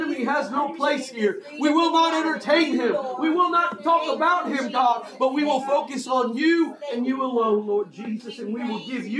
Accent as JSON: {"language": "English", "country": "United States"}